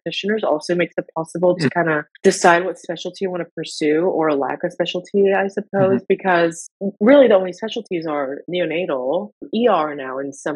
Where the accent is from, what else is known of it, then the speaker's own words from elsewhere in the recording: United States; when I was growing up in the States and not having proper health insurance